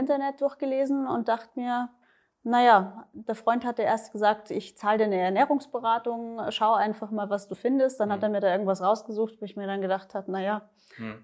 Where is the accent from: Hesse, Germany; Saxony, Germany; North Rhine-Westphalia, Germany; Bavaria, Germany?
Bavaria, Germany; Erding; komme äh, aus der Nähe von München, Erding, Erdinger Therme